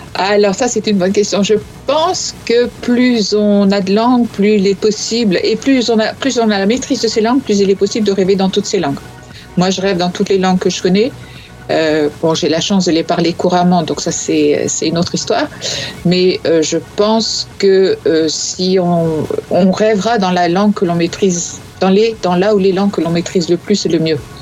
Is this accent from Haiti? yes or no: no; northern France, France; je viens de, du nord, comme toi.